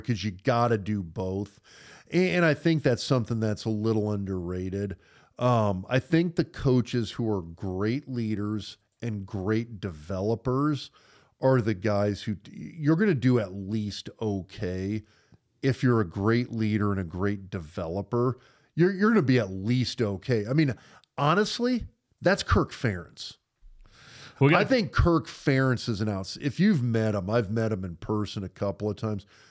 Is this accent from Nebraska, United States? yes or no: yes; Nebraska, United States; those of us growing up in Nebraska in high school